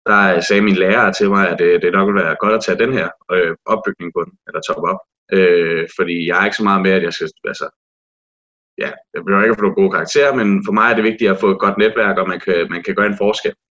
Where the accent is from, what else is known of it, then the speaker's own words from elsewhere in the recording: Næstved, Zealand, Denmark; og jeg kommer fra Næstved af, og er rigtig nævrdreng, øh, som i hele til hjertet.